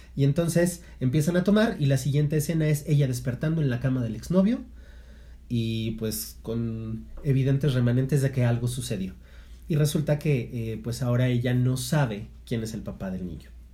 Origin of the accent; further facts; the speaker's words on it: Mexico; como buenos mexicanos